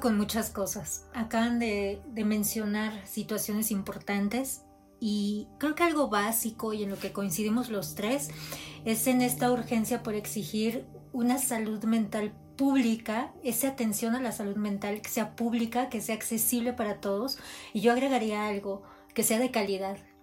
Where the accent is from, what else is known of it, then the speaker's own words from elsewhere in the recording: Mexico; como mexicanos